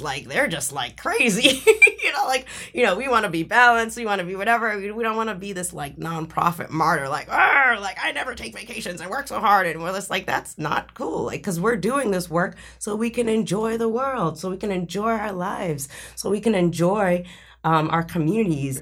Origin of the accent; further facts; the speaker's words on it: Boston, Massachusetts, United States; growing up in Boston